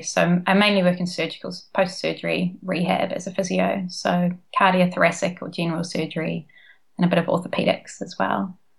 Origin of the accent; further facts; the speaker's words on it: Nelson, New Zealand; moved away as an adult; also born or lived in Dunedin, New Zealand / Auckland, New Zealand; now in Sydney, Australia; So I'm originally from Nelson in New Zealand, and then I went and studied physiotherapy at Otago University.